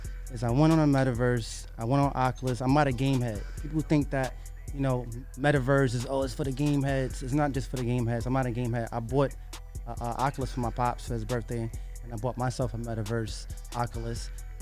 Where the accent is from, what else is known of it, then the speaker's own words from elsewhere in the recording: New York City, New York, United States; I'm from the west side of Harlem